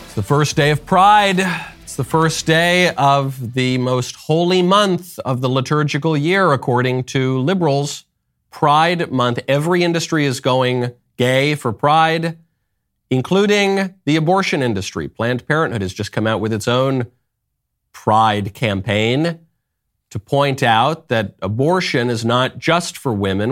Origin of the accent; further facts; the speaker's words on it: New York, United States; moved away as an adult; also born or lived in Los Angeles; I'm from New York. I lived in L A for a long time.